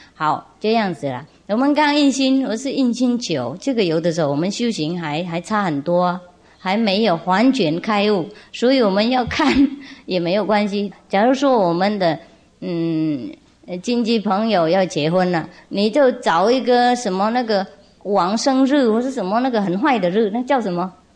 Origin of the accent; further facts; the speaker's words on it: Vietnam; 我们越南话有一句说，啊，小孩是冤家